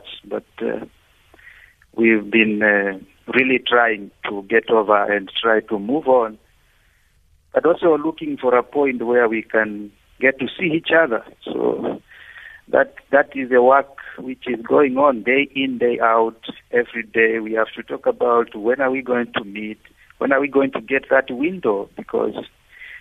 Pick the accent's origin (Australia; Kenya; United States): Kenya; moved away as an adult; now in Uganda; Originally, I'm a Kenyan